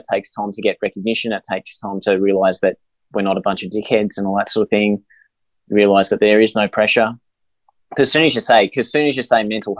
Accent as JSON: {"language": "English", "town": "Inverell", "region": "New South Wales", "country": "Australia", "tie": "born there", "said": "Yeah, I was born in Inverell."}